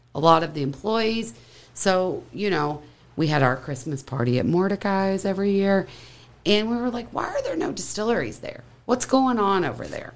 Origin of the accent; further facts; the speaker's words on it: Kentucky, United States; We both born and raised in Kentucky